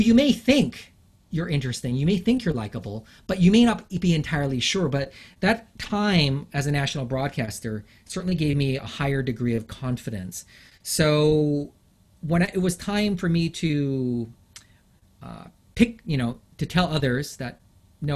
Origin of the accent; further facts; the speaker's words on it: London, United Kingdom; first language English; also born or lived in Japan; now in Canada; I was born in London, England